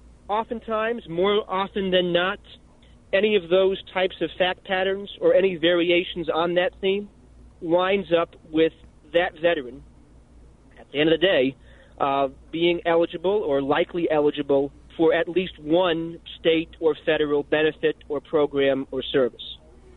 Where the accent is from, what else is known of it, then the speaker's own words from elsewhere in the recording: Plattsburgh, New York, United States; Plattsburgh, New York.